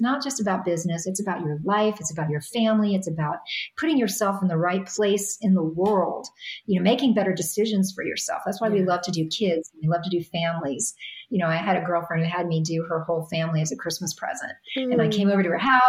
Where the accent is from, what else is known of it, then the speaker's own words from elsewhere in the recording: New York, United States; I'm a New Yorker